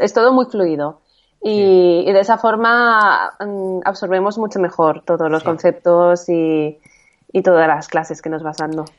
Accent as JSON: {"language": "Spanish", "town": "Valencia", "region": "Valencian Community", "country": "Spain", "said": "soy de Valencia"}